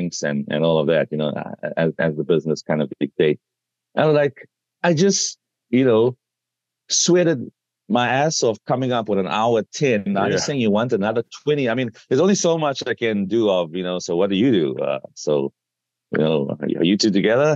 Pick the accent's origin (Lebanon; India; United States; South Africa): South Africa; my home country, South Africa